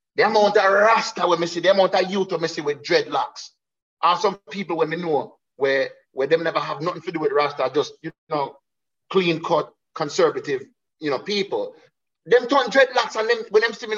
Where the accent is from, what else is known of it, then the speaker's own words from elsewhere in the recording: New York City, New York, United States; also born or lived in Jamaica; me being a New Yorker, you know, having my family back in New York